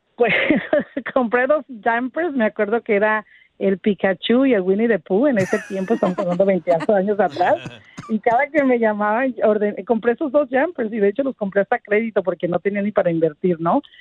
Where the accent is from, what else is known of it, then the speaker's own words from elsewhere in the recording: Tepic, Nayarit, Mexico; now in Los Angeles, United States; yo soy originaria de Tepic Nayarit y pues llegué, ahora sí que como muchísimos de nosotros, indocumentada.